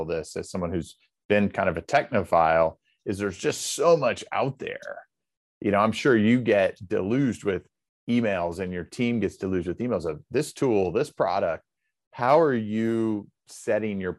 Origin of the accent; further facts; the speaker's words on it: Indiana, United States; the community bank in my hometown in Indiana